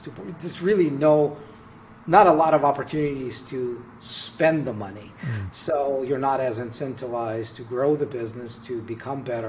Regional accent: Russia; moved away; I'm originally from Russia

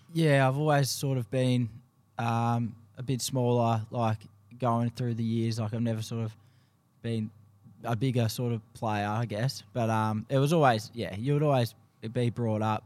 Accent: Geelong, Victoria, Australia; moved away as an adult; also born or lived in Queensland; now in Detroit, United States; born and bred in Geelong, um, played my local footy at Saint Joseph's down there

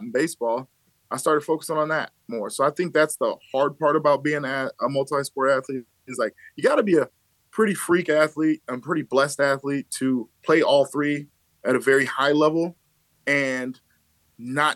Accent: Aurora, Illinois, United States; also born or lived in Louisiana (mother's side); I'm from West Aurora

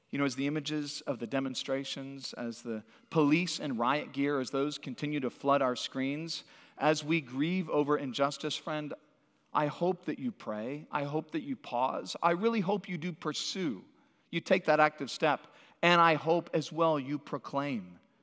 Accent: Santa Cruz, California, United States; moved away; also born or lived in Washington, D.C. / Northwest Arkansas; I grew up in Santa Cruz, California.

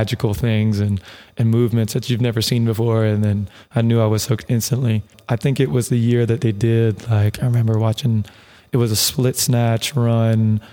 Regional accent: West Columbia, South Carolina, United States; now in Arizona, United States; I am coming live from West Columbia, South Carolina. So the capital of South Carolina is Columbia, but I come from the west side of that area

